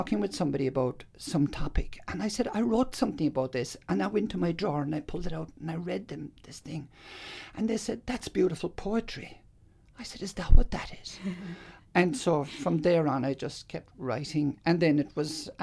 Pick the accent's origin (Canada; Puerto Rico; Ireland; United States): Ireland; now in Australia; I grew up in Ireland, there was lots of, as they call, the troubles in the north